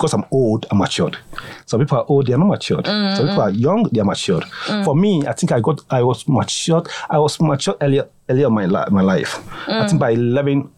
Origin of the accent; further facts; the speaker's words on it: Kumasi, Ashanti, Ghana; also born or lived in Ahenemakokobin, Ghana / Accra, Ghana / Eastern Region, Ghana; I was born in Ghana. A town called Ahenemakokobin. It's in the Ashanti region.